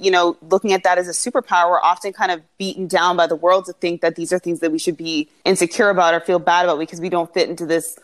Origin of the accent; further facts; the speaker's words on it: Toronto, Ontario, Canada; also born or lived in Montreal, Quebec, Canada; I was born in Montreal. I moved from Montreal when I was like a toddler. I think I was like 3 years old to a suburb in Toronto